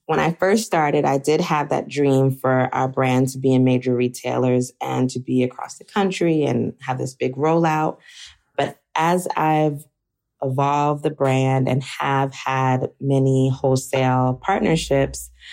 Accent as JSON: {"language": "English", "country": "United States", "tie": "born or raised there", "said": "I grew up in America, my mom and dad also"}